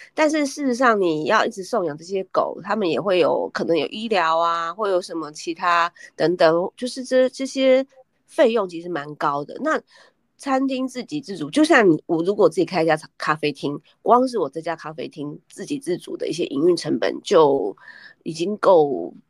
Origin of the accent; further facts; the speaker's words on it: Taipei, Taiwan; 我们两个嗯。其实都是台北人